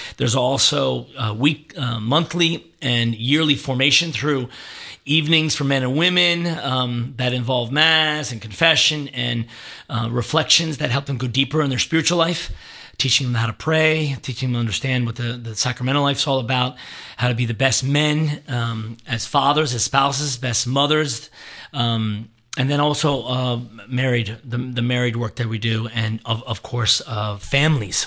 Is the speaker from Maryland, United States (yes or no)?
yes; Annapolis, Maryland, United States; moved away as an adult; also born or lived in Boston, Massachusetts; born and raised in Annapolis, Maryland